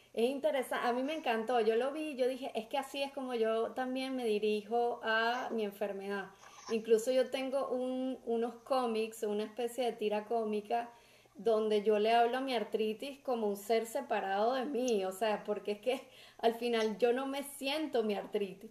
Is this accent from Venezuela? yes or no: yes; Venezuela; somos los venezolanos